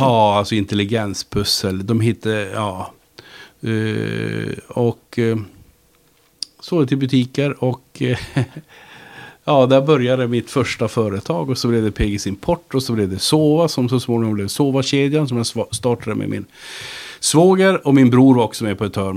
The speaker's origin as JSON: {"language": "Swedish", "town": "Luleå", "region": "Norrbotten County", "country": "Sweden", "tie": "born or raised there", "said": "Jag växte upp i Luleå"}